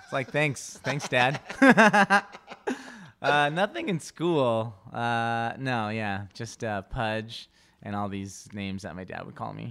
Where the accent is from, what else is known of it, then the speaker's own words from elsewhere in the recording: Inglewood, California, United States; first language Spanish; English is a second language; I grew up in Englewood